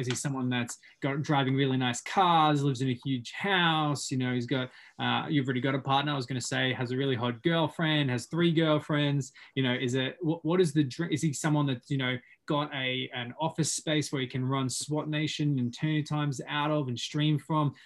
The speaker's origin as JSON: {"language": "English", "town": "Sunshine Coast", "region": "Queensland", "country": "Australia", "also_born_or_lived": "Whistler, Canada", "moved": "as an adult", "lives_now": "Canada", "said": "I, am obviously from Australia. I'm from the Sunshine Coast."}